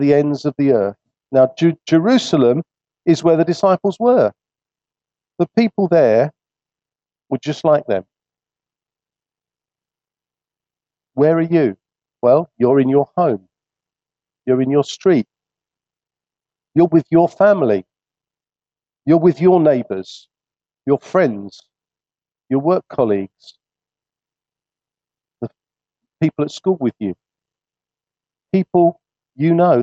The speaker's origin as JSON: {"language": "English", "region": "England", "country": "United Kingdom", "said": "although we feel comfortable in this land, we've grown up in it, it's, if you like, our nation"}